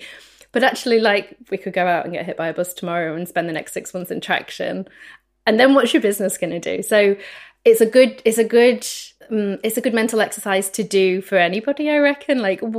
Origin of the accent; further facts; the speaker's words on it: United Kingdom; We're speaking here as two Brits.